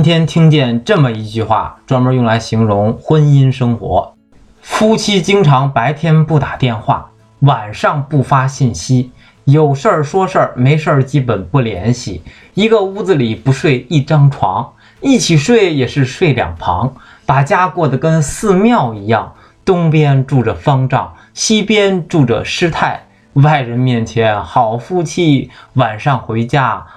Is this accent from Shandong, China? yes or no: yes; Shandong, China; 我是山东人